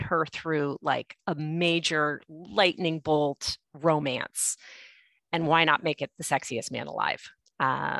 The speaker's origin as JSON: {"language": "English", "town": "Los Angeles", "region": "California", "country": "United States", "tie": "born or raised there", "said": "I grew up in Los Angeles"}